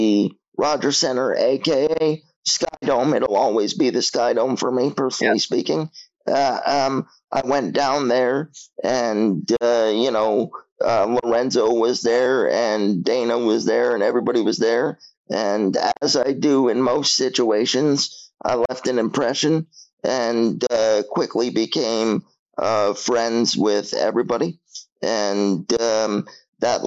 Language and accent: English; Toronto, Ontario, Canada; born or raised there